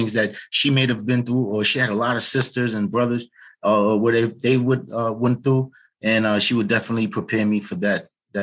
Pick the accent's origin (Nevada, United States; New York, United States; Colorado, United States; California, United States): New York, United States; New York City; also born or lived in Harlem, New York; And then we moved to the Bronx when we were about 5 years old. And that's where I grew up at.